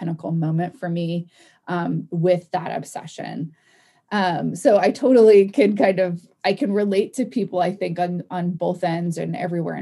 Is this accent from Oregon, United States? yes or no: yes; Oregon, United States; I'm from Oregon